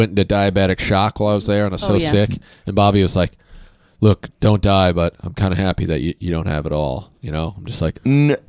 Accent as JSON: {"language": "English", "region": "Kansas", "country": "United States", "said": "I'm from Kansas, just like Superman."}